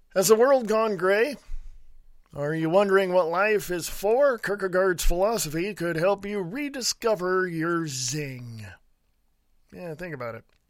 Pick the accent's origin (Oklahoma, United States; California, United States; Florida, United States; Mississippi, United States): California, United States; Stockton; moved away as an adult; also born or lived in Reno, Nevada / Sutter Creek, California; I grew up in Stockton, California